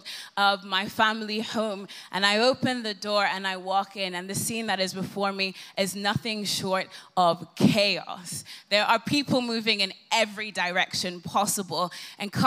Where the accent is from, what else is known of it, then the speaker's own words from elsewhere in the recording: Ireland; moved away as an adult; now in London, United Kingdom; I have booked the very first flight home to Ireland. Yes, that's why my accent is as it is